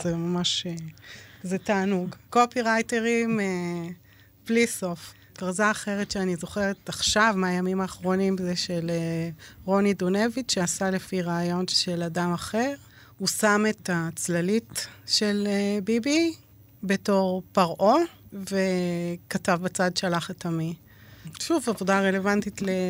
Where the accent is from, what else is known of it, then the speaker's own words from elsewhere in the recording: Israel; גדלתי באיזה מין בידוד תקשורתי במושב